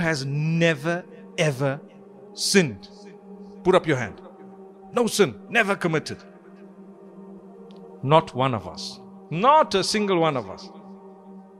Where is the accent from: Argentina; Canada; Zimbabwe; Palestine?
Zimbabwe; I come from Zimbabwe